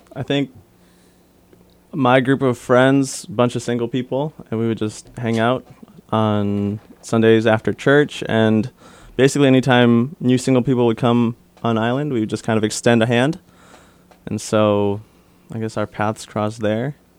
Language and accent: English; Detroit, Michigan, United States; I grew up in Michigan, Detroit area. Uh, my parents came over to the States in nineteen eighty-five, I believe. I was born eighty-seven, born and raised in Detroit.